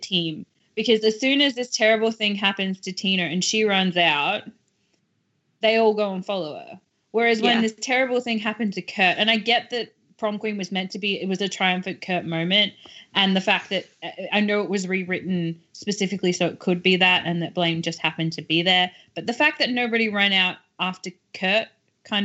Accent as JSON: {"language": "English", "country": "Australia", "said": "I'm Australian"}